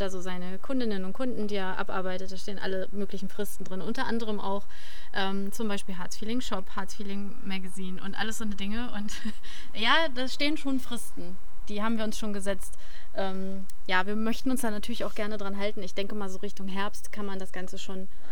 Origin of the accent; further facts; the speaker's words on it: Harz, Germany; moved away; es ist meine Heimat und es, ne, ich ziehe zurück und ich habe auch vor, hier zu bleiben